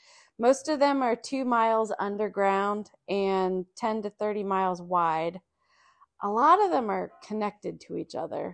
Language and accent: English; Columbus, Ohio, United States; I grew up in Columbus, Ohio. There's no subway there.